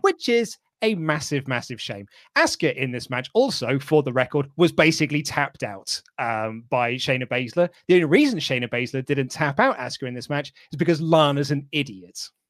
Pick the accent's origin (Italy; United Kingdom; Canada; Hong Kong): United Kingdom; as British fans